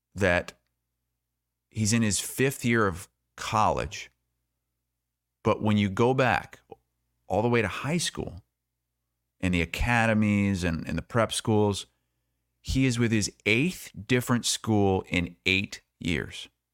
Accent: Iowa, United States; I was from Iowa

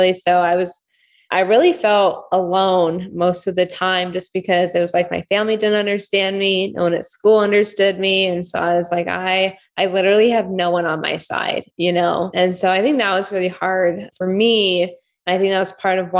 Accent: California, United States; also born or lived in Ukraine; I grew up in California.

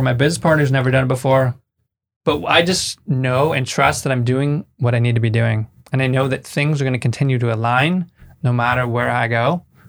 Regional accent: Bay Area, California, United States; moved away as an adult; now in Mexico; I'm from the Bay Area. I moved to Mexico six years ago

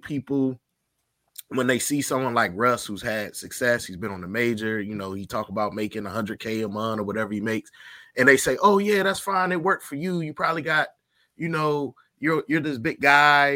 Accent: Virginia, United States; I'm from Virginia, so I know a lot of kids that went there.

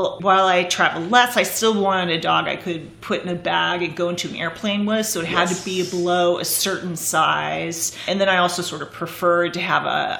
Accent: California, United States; also born or lived in France / Germany; now in New York, United States; I grew up in California. And now I live in New York. I've been here for about 20 years, and I also lived in Europe for a few years

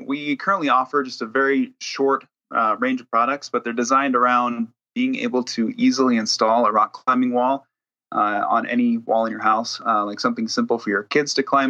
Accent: Washington, United States; moved away as an adult; now in Utah, United States; I'm actually from Washington State, is where I grew up

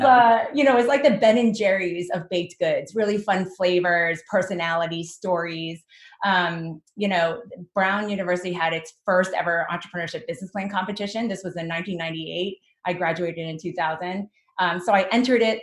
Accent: New Jersey, United States; I was born and raised in Jersey

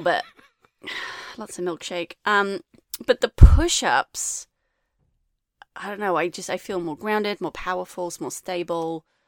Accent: England, United Kingdom; moved away; I, I was brought up in England too

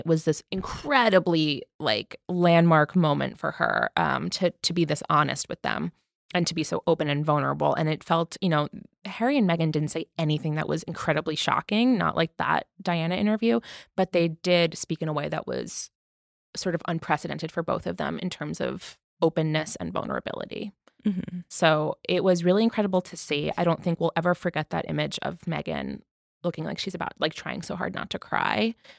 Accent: United Kingdom; We're British and we support you. You're loved here.

